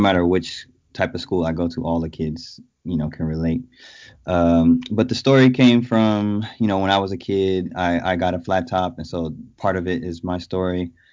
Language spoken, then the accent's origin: English; Oakland, California, United States; also born or lived in San Francisco / Berkeley / Brooklyn, New York; artist, father, husband from Oakland, California, born and raised in the Bay Area.